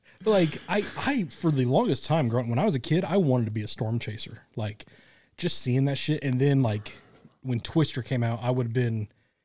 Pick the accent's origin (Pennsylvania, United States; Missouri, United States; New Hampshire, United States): Missouri, United States; Kansas City; I grew up in the Midwest. I grew up in Tornado Alley as well.